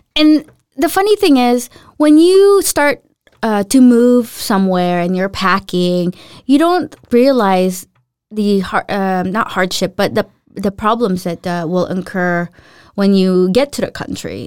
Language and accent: English; Los Angeles, California, United States; moved away as an adult; now in Denmark; I grew up in Los Angeles